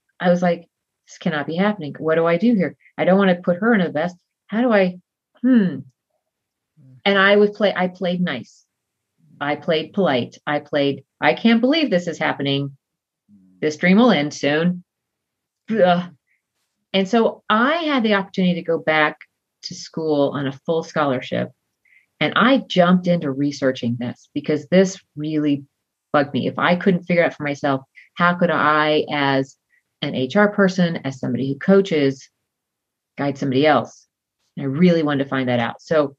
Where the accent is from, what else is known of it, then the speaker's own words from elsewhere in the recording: Southern United States, United States; I was raised in the South, where you're supposed to be nice all the time.